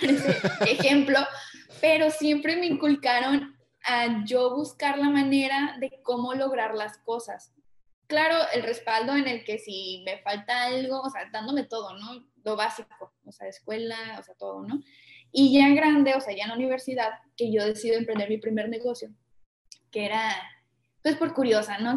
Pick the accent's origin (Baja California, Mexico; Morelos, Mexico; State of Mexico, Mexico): Baja California, Mexico; Tijuana; yo soy mexicana